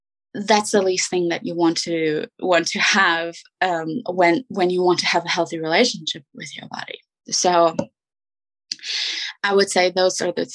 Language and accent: English; Germany; English is a second language; moved away; I'm from Germany. My husband is US American